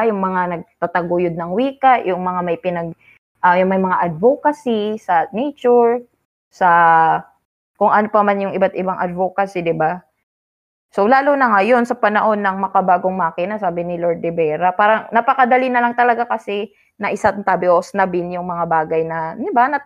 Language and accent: Tagalog; Philippines; Ipinagmamalaki {S0} ko, uh {S1} Filipino ako, taas noo.